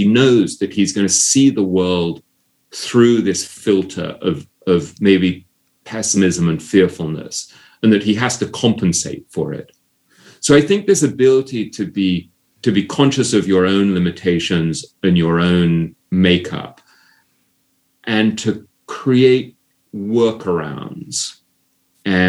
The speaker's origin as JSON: {"language": "English", "region": "England", "country": "United Kingdom", "tie": "born or raised there", "said": "growing up in England"}